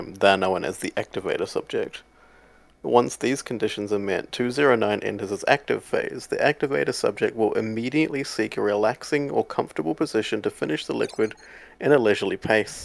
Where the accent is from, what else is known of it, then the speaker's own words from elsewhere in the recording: Australia; I'm from Australia